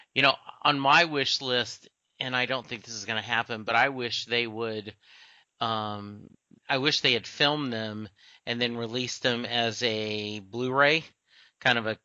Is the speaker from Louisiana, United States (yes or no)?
yes; Lake Charles, Louisiana, United States; I grew up in Lake Charles, Louisiana, which was about three hours from Houston